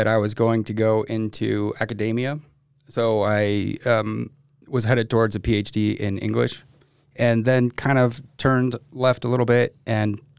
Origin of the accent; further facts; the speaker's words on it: Midvale and Holladay, Utah, United States; born and raised in Utah. Grew up in kind of a mix between Midvale and Holiday.